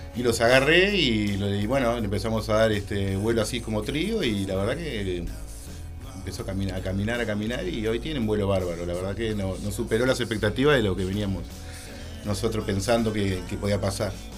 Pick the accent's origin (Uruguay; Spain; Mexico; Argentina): Uruguay; Montevideo; yo soy de Montevideo